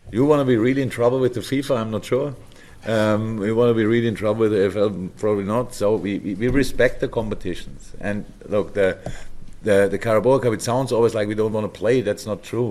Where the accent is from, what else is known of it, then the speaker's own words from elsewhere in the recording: Germany; moved away as an adult; now in England; I'm from Germany